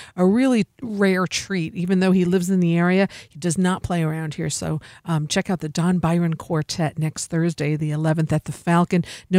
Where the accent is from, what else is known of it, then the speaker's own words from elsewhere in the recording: Germany; very industrialized. I'm from Germany.